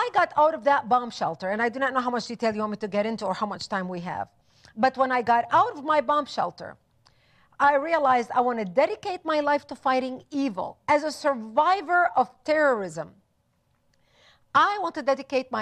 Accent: Lebanon; moved away; also born or lived in Israel; I was born and raised in Lebanon

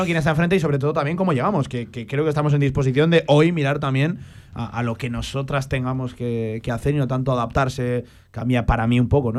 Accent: Aragon, Spain; Los aragoneses somos los españoles

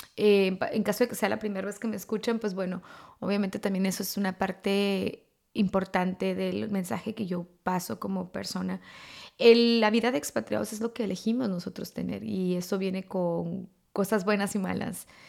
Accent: Mexico; moved away; culturalmente estamos acostumbrados eh, en México o como latinos

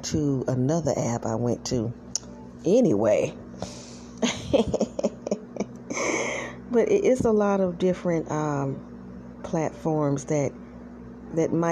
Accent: South Carolina, United States; I was born and raised in South Carolina.

